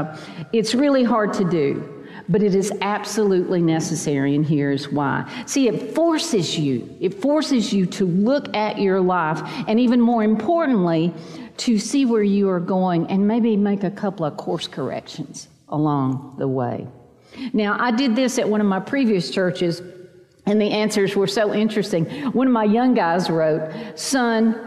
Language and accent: English; Chattanooga, Tennessee, United States; now in Vestavia Hills, United States; I live in Vestavia Hills, Alabama, but I am a mountain girl from Chattanooga in East Tennessee